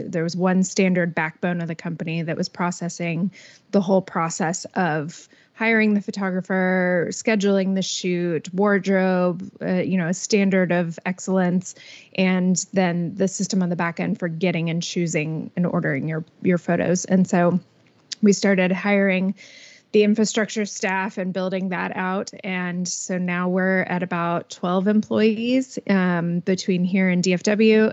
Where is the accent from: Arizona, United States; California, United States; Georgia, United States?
Georgia, United States; Atlanta; moved away as an adult; now in Bryan College Station, United States; I was born and raised in Atlanta